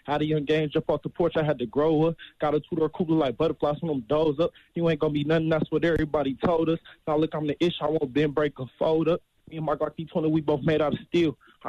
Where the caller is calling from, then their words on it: Detroit, Michigan, United States; I'm 20 off from Detroit.